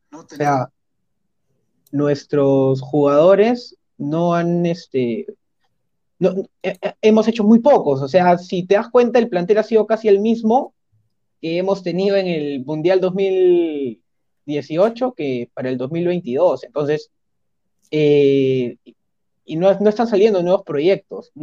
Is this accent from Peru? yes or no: yes; Peru; como peruanos